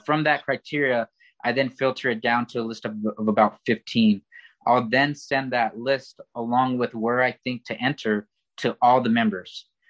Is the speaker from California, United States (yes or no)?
yes; Oxnard, California, United States; I grew up in in Oxnard, California